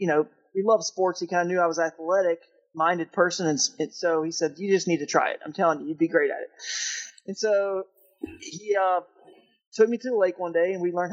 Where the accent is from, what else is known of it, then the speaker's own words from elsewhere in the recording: Atlanta, Georgia, United States; In Georgia there where we grew up in Atlanta